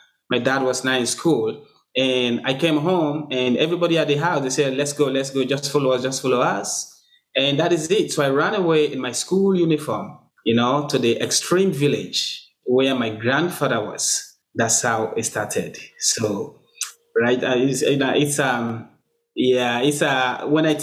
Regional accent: Gambia; also born or lived in Sierra Leone; now in Fredericton, Canada; Gambia is where I actually grew up and get matured, because I spent a long time there when I moved from Sierra Leone as a refugee

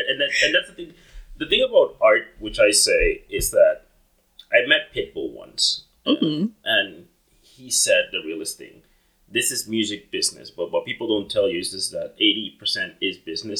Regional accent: Dominican Republic; now in Canada; I'm from the Caribbean too. I'm originally from the Dominican Republic.

